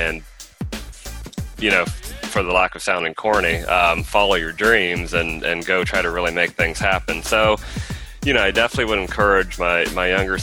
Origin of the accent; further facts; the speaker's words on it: Midwest, United States; moved away as an adult; now in Houston, United States; I'm originally from the Midwest and have been down in Houston for about a year